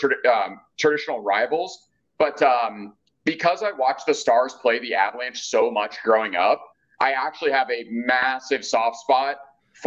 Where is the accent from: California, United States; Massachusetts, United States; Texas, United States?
Texas, United States; Dallas; I grew up in Dallas. I played hockey in Dallas from 5 years old to 18